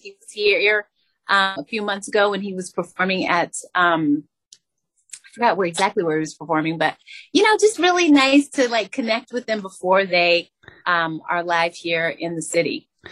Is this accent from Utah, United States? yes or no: no; Albuquerque, New Mexico, United States; I'm from Albuquerque, New Mexico